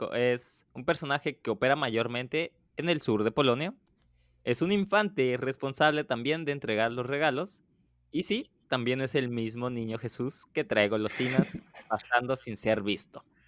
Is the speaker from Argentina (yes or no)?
no; Mexico; now in Poland; soy mexicano